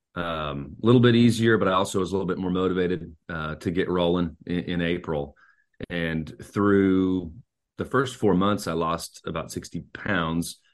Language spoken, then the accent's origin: English; Eugene, Oregon, United States; moved away as an adult; now in Nashville, United States; I'm a native Oregonian. I grew up in Eugene